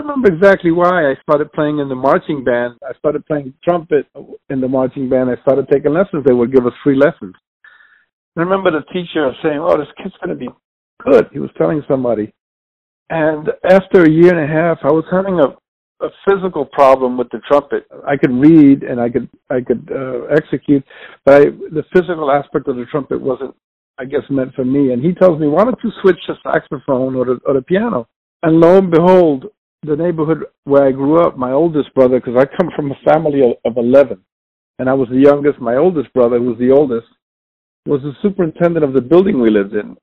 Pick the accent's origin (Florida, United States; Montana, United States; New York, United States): New York, United States; New York City; born and raised in New York City and raised in the South Bronx